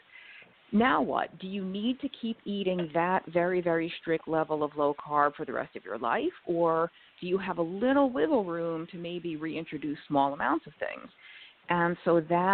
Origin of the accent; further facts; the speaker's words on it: New York, United States; I was born and raised in New York